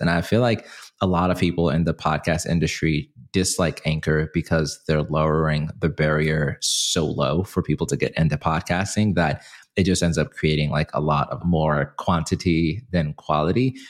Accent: Zimbabwe; now in United States; in my hometown country, where I'm from, Zimbabwe

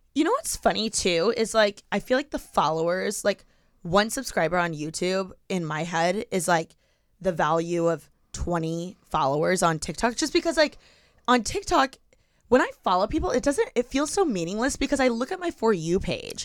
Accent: Midwest, United States; moved away; I'm from the Midwest

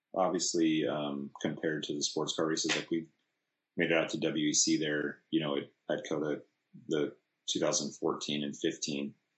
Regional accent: California, United States; we're from California

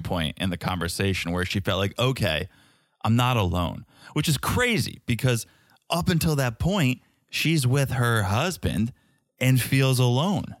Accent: United States; as an American

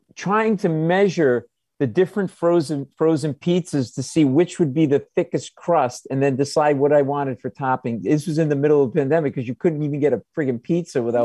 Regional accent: Providence, Rhode Island, United States; now in New York, United States; I grew up in Providence.

